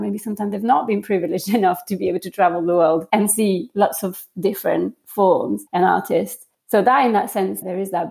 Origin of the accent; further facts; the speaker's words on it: France; moved away; I grew up in France